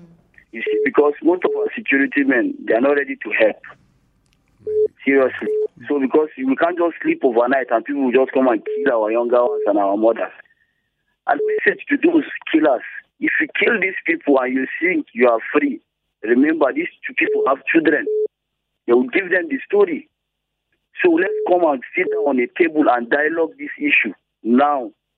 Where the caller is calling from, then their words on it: Nigeria; I'm calling from Abatua.